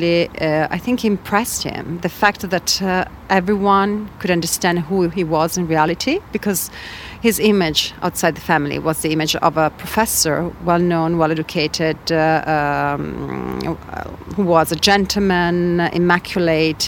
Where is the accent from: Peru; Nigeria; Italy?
Italy; Padua, Veneto; I grew up in Italy, in Padua